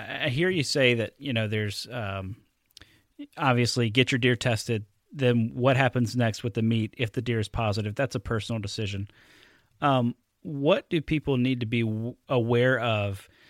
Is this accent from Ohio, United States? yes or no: no; Alabama, United States; now in Wisconsin, United States; something like I had never seen before growing up in Alabama. And then I move up here to Wisconsin, and they have much the same thing as Michigan, this strong deer camp tradition.